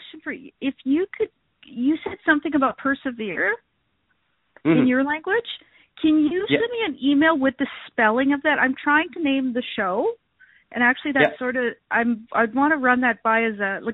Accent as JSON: {"language": "English", "town": "Regina", "region": "Saskatchewan", "country": "Canada", "tie": "born or raised there", "said": "My family's from Standing Buffalo, but I've lived in Regina my whole life"}